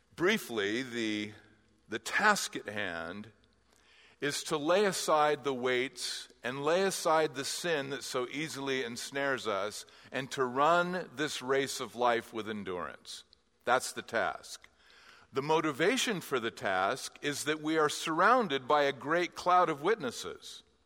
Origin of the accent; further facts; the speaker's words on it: Southern California, United States; I grew up in Southern California, and I'm an LA Dodgers fan